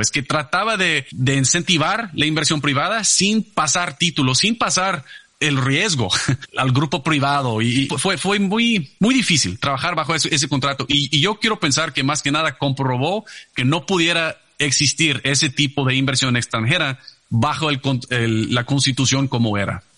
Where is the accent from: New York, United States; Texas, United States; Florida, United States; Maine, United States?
Texas, United States; Abilene; yo nací en un pueblito que se llama Abilene, que está en el medio de Texas